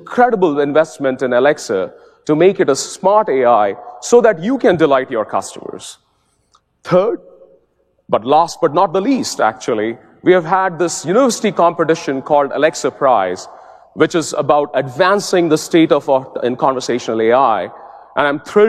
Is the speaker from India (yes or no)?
yes; India; As a kid growing up in India, when I was 7 years old